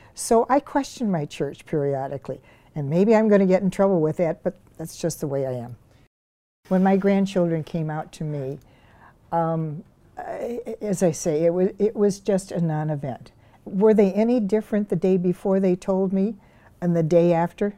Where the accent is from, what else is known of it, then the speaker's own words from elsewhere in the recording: Glenview, Illinois, United States; now in Elm Grove, United States; I grew up in Glenview, Illinois, which is a western suburb of Chicago